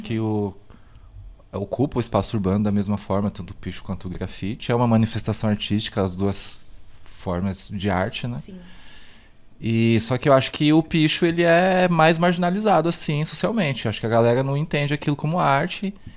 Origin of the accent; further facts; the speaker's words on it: São Paulo, Brazil; eu nasci no Capão Redondo, né? Uhum. É, nasci no no, em Santo Amaro, mas assim, moro de, é, no São Bento Novo